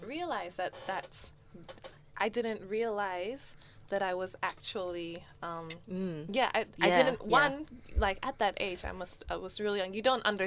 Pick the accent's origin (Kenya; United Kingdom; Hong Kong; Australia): Australia; I'm an Australian